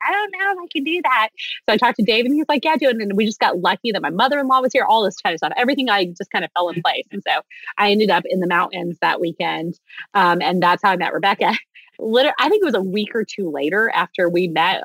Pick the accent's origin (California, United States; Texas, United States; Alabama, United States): Texas, United States; I'm from Texas